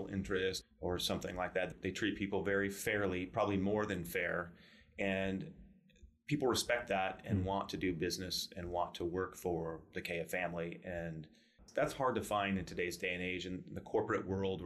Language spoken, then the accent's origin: English; La Mesa, California, United States; I grew up in La Mesa. I went to Helix High School